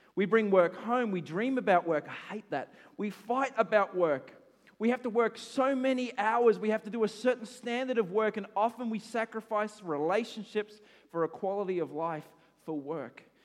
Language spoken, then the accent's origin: English; Australia; I'm an Aussie